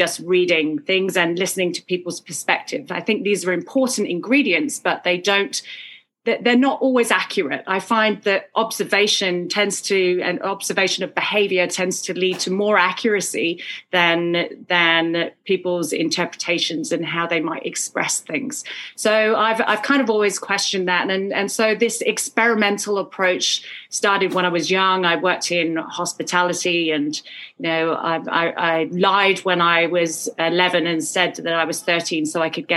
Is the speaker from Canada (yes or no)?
no; Sidmouth, South West England, United Kingdom; So I grew up in Sidmouth, a little coastal town in Devon